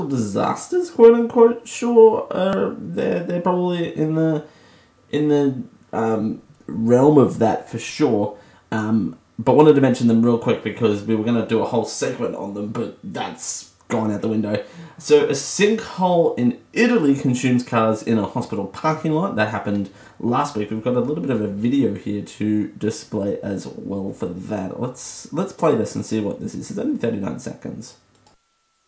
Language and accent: English; Australia; I'm Australian